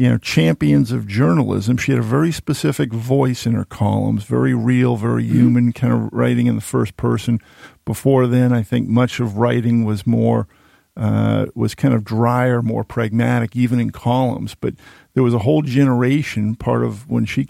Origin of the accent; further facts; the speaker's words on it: Boston, Massachusetts, United States; now in Maine, United States; I grew up in Boston reading the Boston Globe